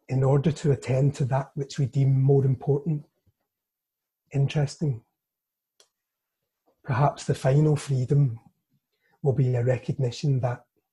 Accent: Scotland, United Kingdom; as a Scotsman

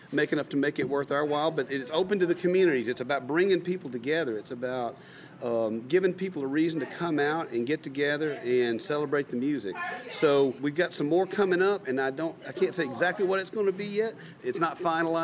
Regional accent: Nashville, Tennessee, United States; I'm from Music City, Tennessee, up in Nashville

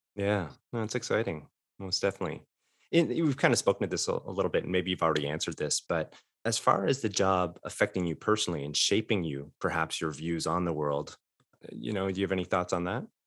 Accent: Fort Erie, Ontario, Canada; moved away as an adult; I'm from Canada as well, uh, a border town, Fort Erie, Ontario

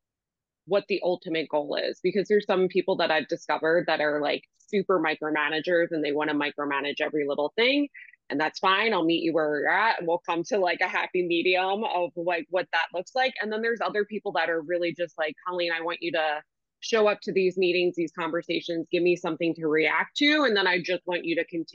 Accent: Washington Township, New Jersey, United States; the community that I grew up in Washington Township

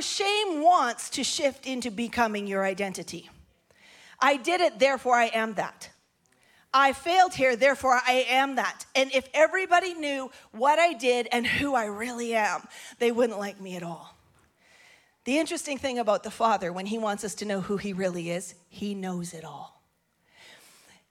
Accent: Grande Prairie, Alberta, Canada; I'm from Grand Prairie, Alberta, northern Canada.

